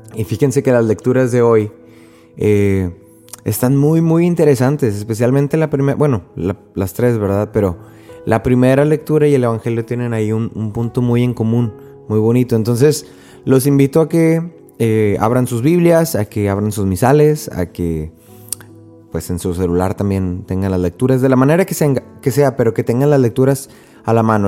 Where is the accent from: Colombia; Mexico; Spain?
Mexico; en México, por lo menos de donde yo soy